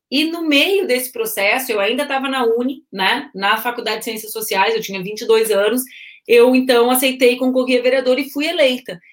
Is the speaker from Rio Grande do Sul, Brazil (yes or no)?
yes; Porto Alegre, Rio Grande do Sul, Brazil; Eu nasci em Porto Alegre, 18 de agosto de 81